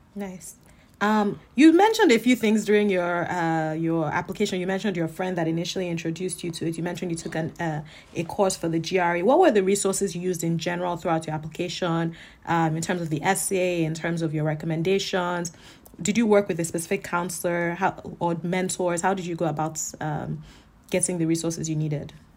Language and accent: English; Lagos, Nigeria; moved away; also born or lived in New York / Berlin; I'm from Lagos, Nigeria, and I'm a first year student at the Harvard Business School